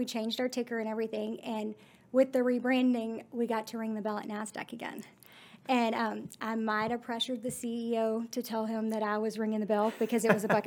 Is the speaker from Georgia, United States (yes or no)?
no; Godley, Texas, United States; Growing up in Godly